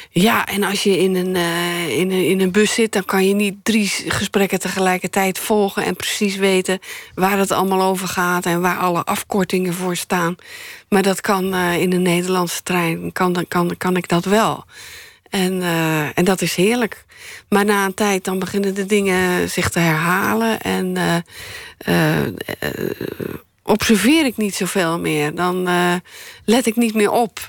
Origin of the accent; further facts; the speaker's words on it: Middelburg, Zeeland, Netherlands; also born or lived in Leiden / Sassenheim; En daar ben ik toen geboren. toen ze in Sassheim woonden, ben ik in Leiden geboren. En toen kreeg mijn vader een, een baan als leraar in, in Middelburg. En is het gezin naar Zeeland verhuisd.